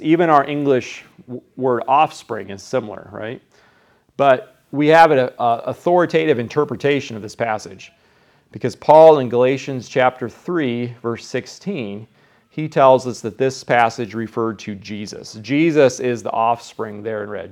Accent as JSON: {"language": "English", "region": "Iowa", "country": "United States", "said": "I'm from Iowa"}